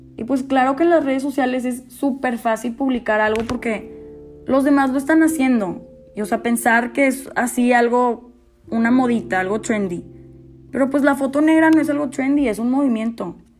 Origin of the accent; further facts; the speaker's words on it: Mexico; siendo mexicana